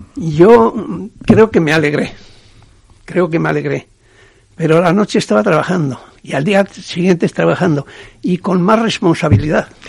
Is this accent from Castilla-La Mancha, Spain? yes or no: no; Ziordia, Navarre, Spain; moved away; De Ciordia.